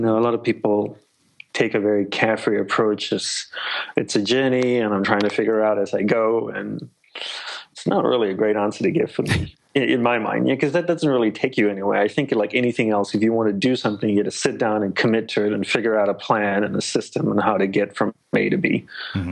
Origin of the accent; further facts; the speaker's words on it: Australia; moved away as an adult; also born or lived in Malaysia / Sri Lanka / Hawaii; I'm Sri Lankan by ancestry, and uh, I was born in Malaysia, grew up in Australia